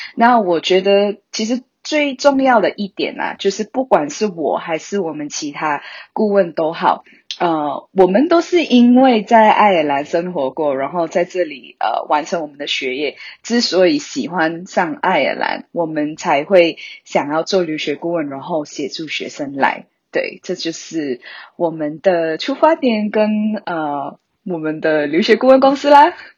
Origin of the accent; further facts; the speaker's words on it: Malaysia; now in Ireland; 我本身是马来西亚人，你应该可以听得出我的口音